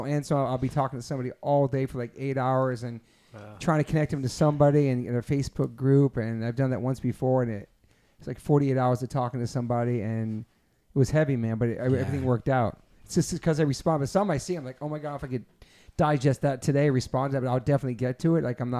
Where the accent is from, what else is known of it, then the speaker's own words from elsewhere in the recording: Massachusetts, United States; born there; also born or lived in Rhode Island / Maryland; now in New York, United States; I was born in Massachusetts and I lived in Rhode Island. Then I lived in Maryland where I met Rusty. And then I moved to New York by myself.